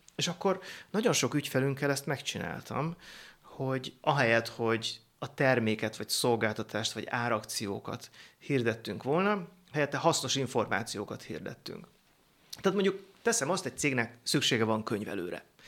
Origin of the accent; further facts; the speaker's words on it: Szentendre, Pest, Hungary; Szentendré nőttem föl